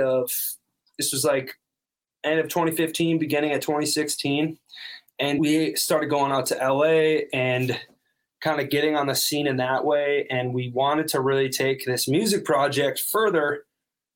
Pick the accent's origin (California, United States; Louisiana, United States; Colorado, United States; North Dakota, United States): North Dakota, United States; Him and I are from North Dakota